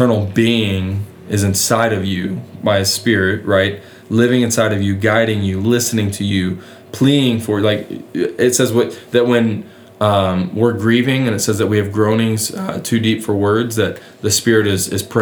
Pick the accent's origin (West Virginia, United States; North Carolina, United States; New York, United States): West Virginia, United States; moved away; I'm from West Virginia